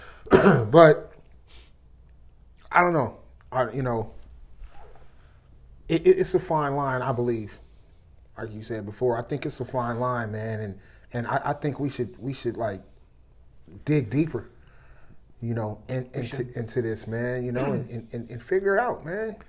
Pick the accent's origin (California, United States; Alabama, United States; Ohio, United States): California, United States; Berkeley; I grew up in Berkeley